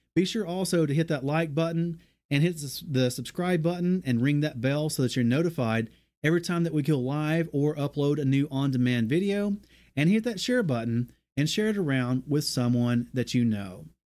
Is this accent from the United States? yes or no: yes; American South, United States; We're from the American South